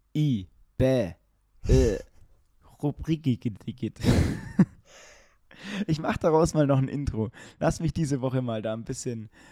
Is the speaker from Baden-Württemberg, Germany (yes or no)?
yes; Ulm, Baden-Württemberg, Germany; bei uns in Ulm